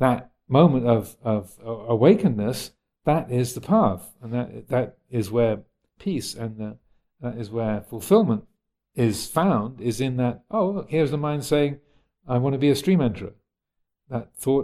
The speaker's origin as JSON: {"language": "English", "country": "United States", "tie": "born or raised there", "moved": "yes", "said": "I was brought up in the States, where your whole life was about attaining something."}